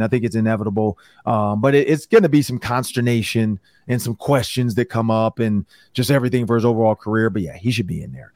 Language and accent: English; Detroit, Michigan, United States; moved away; I'm from Detroit